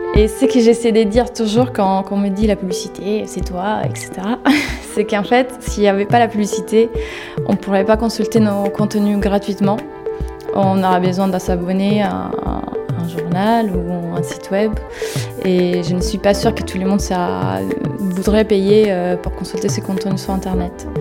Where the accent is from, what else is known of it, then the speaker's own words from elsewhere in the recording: Italy; French is a second language; moved away as an adult; now in Paris, France; géographiquement, je viens d'Italie